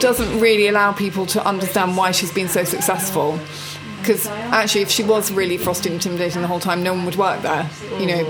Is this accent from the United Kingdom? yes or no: yes; England, United Kingdom; moved away as an adult; also born or lived in New York; we lived in a castle in England